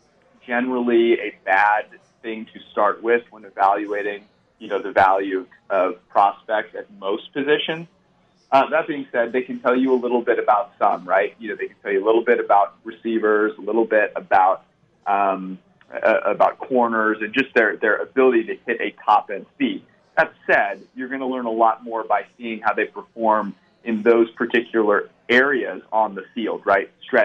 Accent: Bay Area, California, United States; I'm from the Bay Area

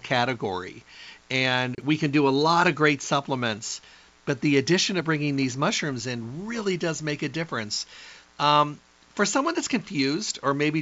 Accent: Midwest, United States; I grew up in the Midwest

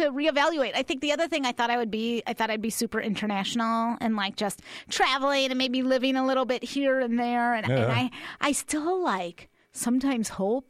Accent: Chicago, Illinois, United States; now in Tucson, United States; my hometown of Chicago

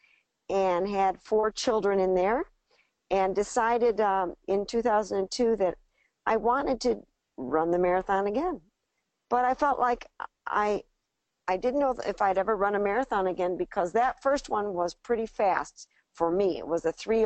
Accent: Detroit, Michigan, United States; I grew up in the Detroit area

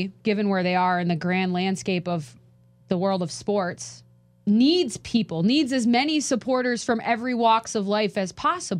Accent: Minnesota, United States; as someone who has grown up in the hockey community, I'm from Minnesota.

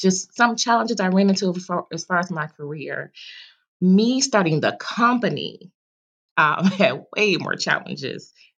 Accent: Detroit, Michigan, United States; now in North Carolina, United States; I was born and raised in Detroit

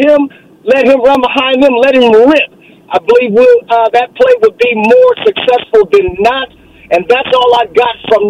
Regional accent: Oakland, California, United States; now in Connecticut, United States; I'm calling from a foreign country called Connecticut, but I'm from Oakland

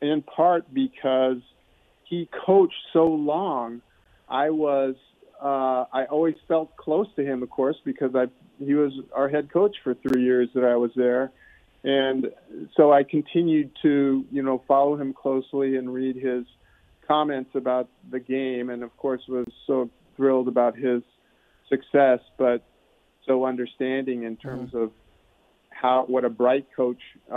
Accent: Omaha, Nebraska, United States; I grew up in Omaha, a suburb of Omaha, actually, but in Nebraska.

